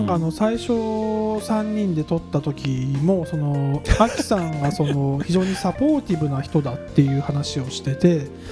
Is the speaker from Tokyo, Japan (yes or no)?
yes; Tokyo, Japan; 僕も東京生まれ東京育ちだからさ